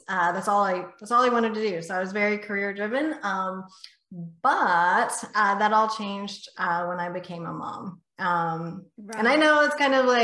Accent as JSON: {"language": "English", "area": "north of Houston", "region": "Texas", "country": "United States", "tie": "born or raised there", "said": "just north of Houston, Texas. So I'm Texas born and bred."}